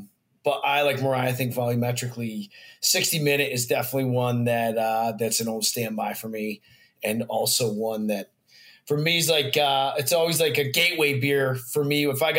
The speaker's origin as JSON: {"language": "English", "region": "Colorado", "country": "United States", "tie": "born or raised there", "also_born_or_lived": "Annapolis", "moved": "as an adult", "lives_now": "Delaware, United States", "said": "So I actually, I grew up in Colorado"}